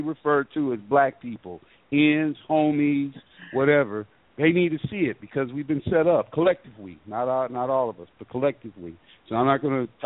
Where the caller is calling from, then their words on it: Georgia, United States; I'm calling from Georgia.